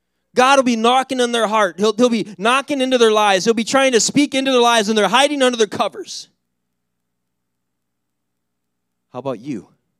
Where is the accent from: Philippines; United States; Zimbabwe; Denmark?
Philippines; I'm sending them back to my home country, which is the Philippines.